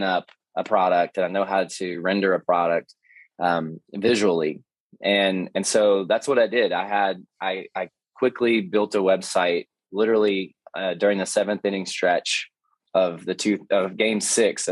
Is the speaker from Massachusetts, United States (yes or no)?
no; Hendersonville, Tennessee, United States; also born or lived in Nashville, Tennessee; I grew up in Hendersonville, Tennessee, which is about 30 minutes from where I'm sitting right now in Nashville